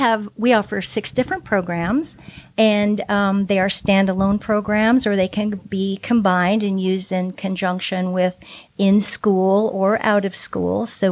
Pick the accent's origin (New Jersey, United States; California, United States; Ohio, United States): California, United States; moved away as an adult; So I grew up mostly in Southern California, and I moved here about 20 years ago with my family to raise our kids in the beautiful Northwest.